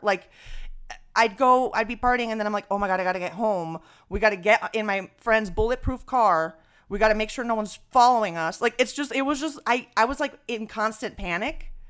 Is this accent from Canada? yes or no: no; Venezuela; now in New York, United States; growing up in Venezuela